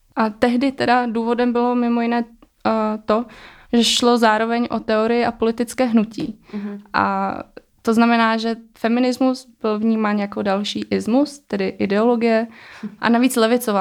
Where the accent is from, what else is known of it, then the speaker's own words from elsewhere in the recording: Czechia; jsem se narodila e, v České republice, takže už jsem tady e, vyrůstala